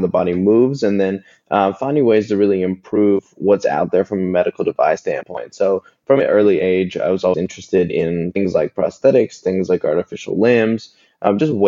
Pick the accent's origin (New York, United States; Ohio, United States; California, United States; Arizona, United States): Ohio, United States; Columbus; also born or lived in Los Angeles; now in Atlanta, United States; I grew up in Columbus, Ohio, in the Midwest in the US